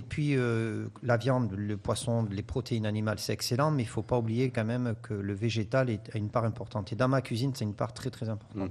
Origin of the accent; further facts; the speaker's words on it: France; je suis issu des Pyrénées